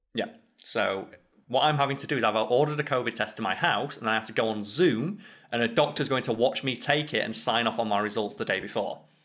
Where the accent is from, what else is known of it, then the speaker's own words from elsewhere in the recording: the north of England, United Kingdom; accent: strong northern; I've got a strong northern accent and I'm from a working class town